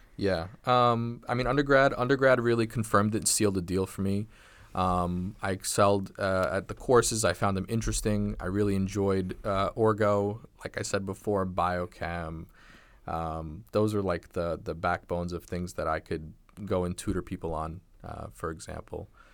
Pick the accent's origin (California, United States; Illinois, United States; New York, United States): New York, United States; Nassau County, Long Island; also born or lived in Brooklyn, New York; moved out to Long Island, grew up in Nassau